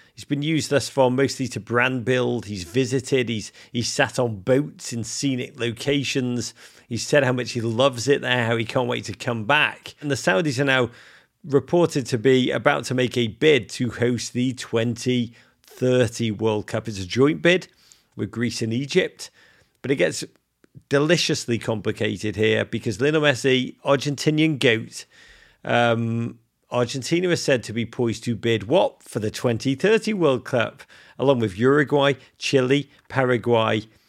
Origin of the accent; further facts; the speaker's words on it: England, United Kingdom; accent: English; now in United States; my English accent, do not let my accent fool you